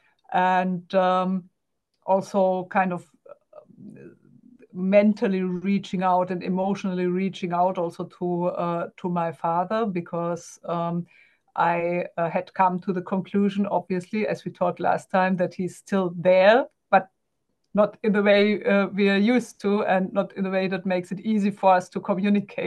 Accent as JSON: {"language": "English", "country": "Germany", "second_language": "English", "said": "I'm German, guys, so bear with me. English is not my native language."}